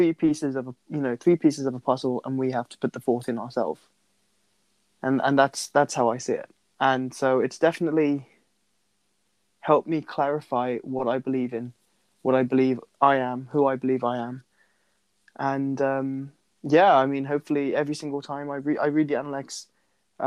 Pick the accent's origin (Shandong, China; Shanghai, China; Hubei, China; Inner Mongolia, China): Shandong, China; Qufu; moved away; I was in my hometown in China, Chufu.